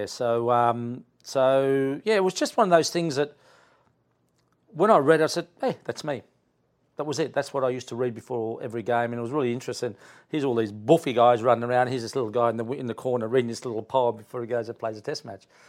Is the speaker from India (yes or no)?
no; Queanbeyan, New South Wales, Australia; born or raised there; also born or lived in Italy